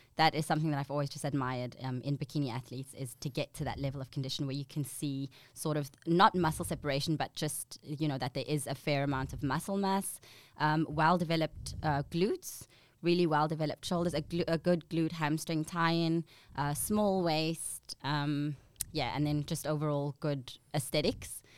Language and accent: English; Namibia; moved away as an adult; now in Australia; I'm from a little country. Well, it's actually quite a big country.